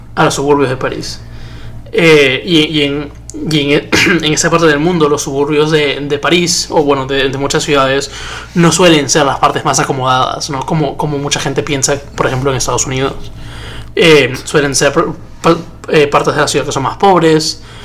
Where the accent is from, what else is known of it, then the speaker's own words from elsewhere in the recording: Peru; yo lo veo como hincha, como peruano